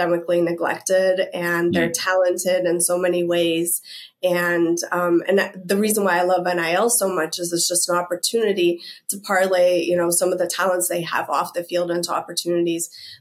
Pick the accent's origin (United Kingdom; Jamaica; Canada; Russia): Russia; also born or lived in Tennessee / Berkeley; now in United States; I'm originally from Russia